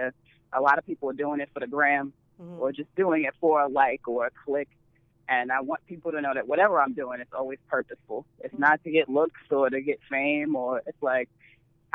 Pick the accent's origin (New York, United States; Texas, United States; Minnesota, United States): New York, United States; New York City; moved away as an adult; also born or lived in Brooklyn; now in Oakland, United States; I grew up in Harlem. I was raised in Harlem